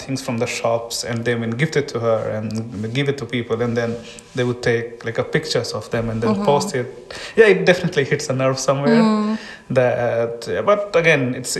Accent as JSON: {"language": "English", "country": "India", "moved": "as an adult", "lives_now": "Estonia", "said": "I'm from India"}